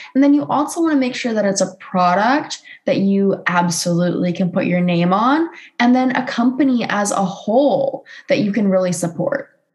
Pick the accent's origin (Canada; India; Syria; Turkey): Canada; another Canadian girl